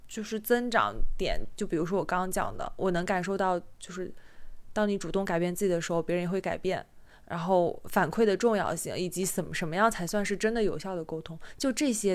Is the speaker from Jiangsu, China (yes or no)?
yes; Jiangsu, China; moved away as an adult; 我是江苏人嘛，我嗯。上大学是在省内，虽然说江，江苏省挺大的，那个离我家也挺远